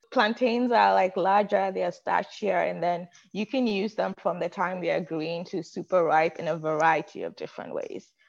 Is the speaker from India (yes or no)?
no; Accra, Greater Accra, Ghana; moved away as an adult; now in United States; I was born and raised in Ghana in West Africa. And I don't think I grew up sort of um, what I thought was normal, right? Grew up in a bustling city of Accra